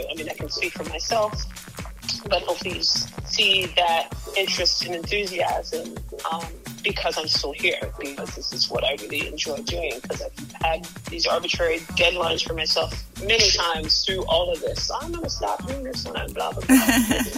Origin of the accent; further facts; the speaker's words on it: Midwest, United States; as a Midwesterner